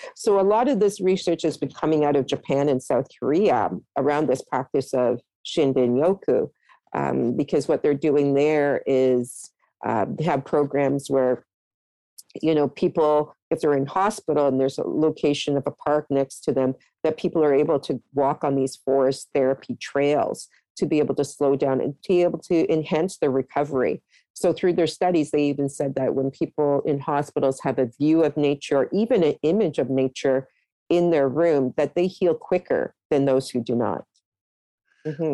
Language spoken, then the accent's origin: English; Toronto, Ontario, Canada; also born or lived in Halifax, Nova Scotia; I was growing up in Scarborough everywhere was forested areas